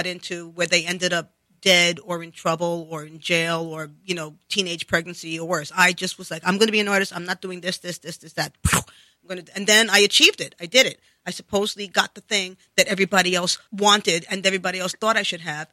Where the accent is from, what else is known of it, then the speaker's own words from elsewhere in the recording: New York City, New York, United States; accent: New York; I grew up in the Bronx